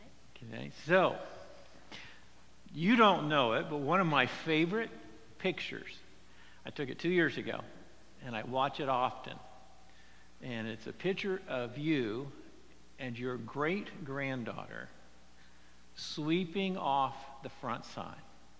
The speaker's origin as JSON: {"language": "English", "town": "Phoenix", "region": "Arizona", "country": "United States", "tie": "born or raised there", "also_born_or_lived": "California", "said": "because I grew up in the Phoenix area for a time and in California"}